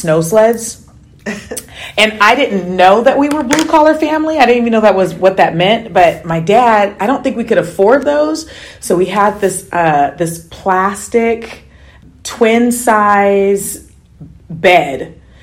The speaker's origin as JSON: {"language": "English", "town": "Seattle", "region": "Washington", "country": "United States", "tie": "born or raised there", "said": "I am from Seattle, born and raised"}